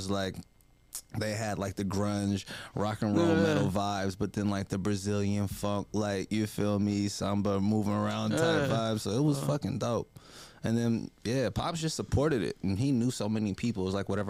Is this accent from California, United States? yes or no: yes; Berkeley, California, United States; moved away as an adult; now in Los Angeles, United States; I'm from Berkeley